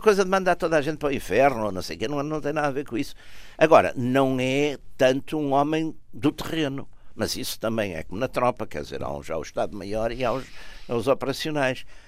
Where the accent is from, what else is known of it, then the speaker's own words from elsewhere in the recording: Porto, Norte, Portugal; sou de Porto e toda a minha vida foi feita cidade